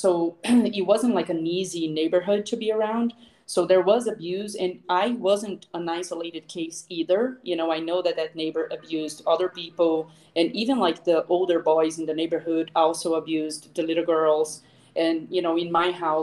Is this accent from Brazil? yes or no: yes; Brazil; moved away as an adult; also born or lived in Boston / Seattle / Florida; I actually grew up in Brazil, where I am back to now